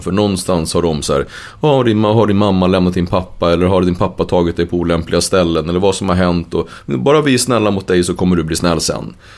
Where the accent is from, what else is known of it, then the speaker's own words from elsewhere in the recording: Uppsala, Uppsala County, Sweden; vi växte upp i Gottsunda, ett ställe som var ganska rörigt